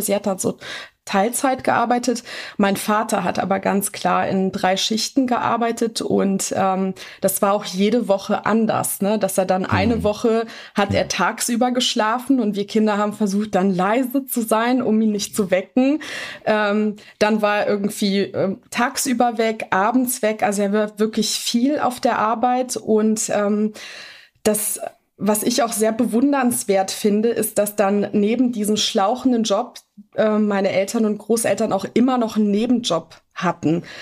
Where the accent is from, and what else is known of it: Bonn, North Rhine-Westphalia, Germany; born or raised there; also born or lived in Kruševac, Serbia